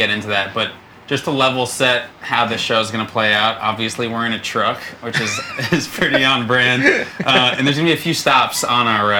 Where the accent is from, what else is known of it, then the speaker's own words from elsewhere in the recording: Long Island, New York, United States; I grew up on Long Island, went to a school that was 50% Indian Asian